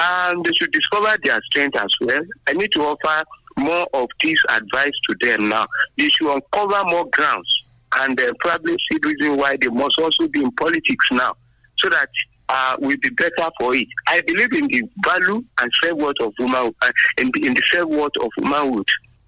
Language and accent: English; Abeokuta, Ogun State, Nigeria; I'm … from Abeokuta.